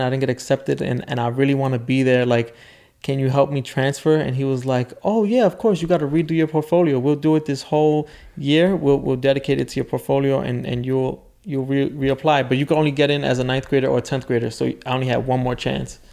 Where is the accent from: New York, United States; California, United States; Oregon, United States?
New York, United States; New York City; I grew up in the South Bronx, super poor